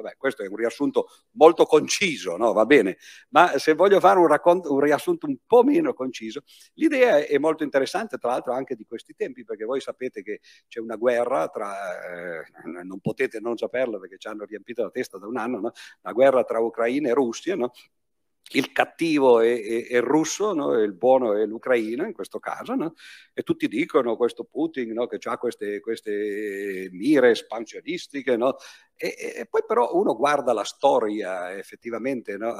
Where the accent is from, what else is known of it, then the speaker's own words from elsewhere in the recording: Piedmont, Italy; dalle mie parti, dalle parti di, eh, de, del Piemonte